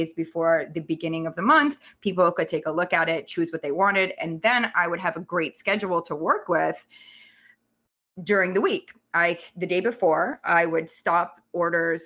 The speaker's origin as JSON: {"language": "English", "country": "Canada", "also_born_or_lived": "Thailand", "moved": "as an adult"}